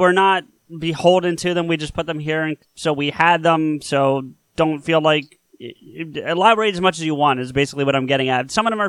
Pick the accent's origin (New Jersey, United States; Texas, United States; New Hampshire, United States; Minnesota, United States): New Jersey, United States; Southern; I am from Southern New Jersey, and you know the rivalry between North and South in this state, I'm sure. So, you know, South is South.